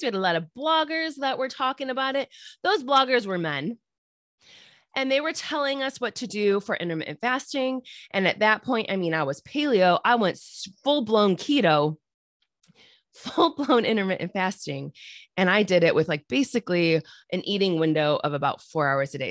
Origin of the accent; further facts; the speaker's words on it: Midwest, United States; I'm from the Midwest here